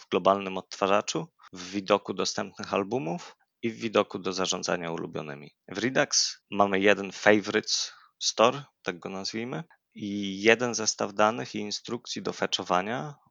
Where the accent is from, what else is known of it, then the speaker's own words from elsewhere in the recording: near Lublin, Lublin Voivodeship, Poland; moved away as an adult; now in Kraków, Poland; pochodzę z okolic Lublina, od ponad trzech lat mieszkam w Krakowie